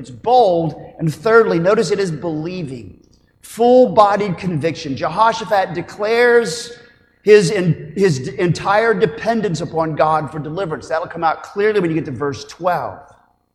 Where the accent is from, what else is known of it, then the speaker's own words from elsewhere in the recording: Oklahoma, United States; as an Oklahoman